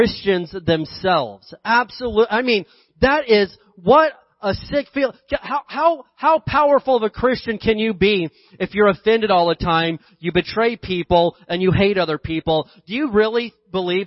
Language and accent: English; Indiana, United States; I grew up in Indiana, we had this big hill behind our house.